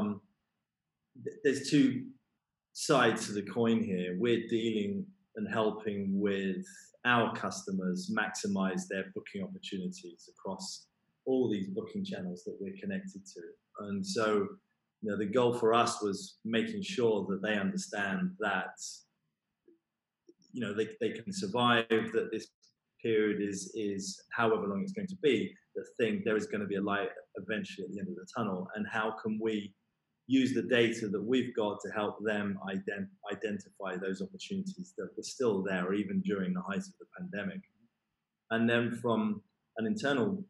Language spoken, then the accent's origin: English; London, United Kingdom; I'm from London